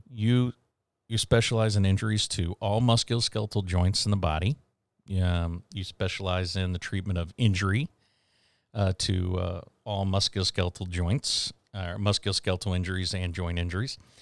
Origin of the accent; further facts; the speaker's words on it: Houston, Texas, United States; moved away as an adult; also born or lived in Wyoming / Oklahoma / Seattle; I am originally from the Houston, Texas